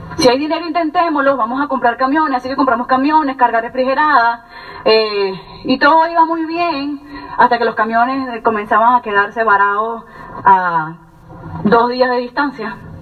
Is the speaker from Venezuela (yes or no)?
yes; Venezuela; moved away as an adult; also born or lived in Colonia Tovar, Venezuela; now in United States; yo soy venezolana, eh, tengo más o menos cuatro años y unos meses en los Estados Unidos